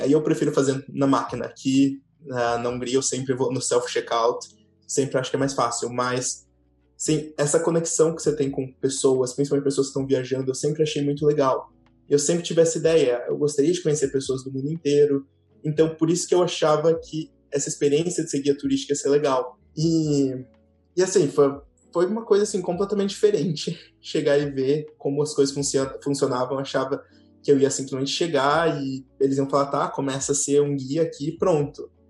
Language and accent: Portuguese; Tocantins, Brazil; also born or lived in Curitiba, Brazil / Germany; now in Hungary; nasci em Curitiba, cresci no Tocantins